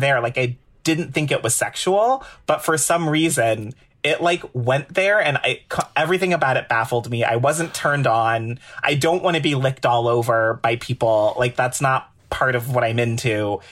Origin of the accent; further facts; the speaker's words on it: Cleveland Heights, Ohio, United States; now in New York, United States; being a little baby queer growing up in Cleveland Heights, Ohio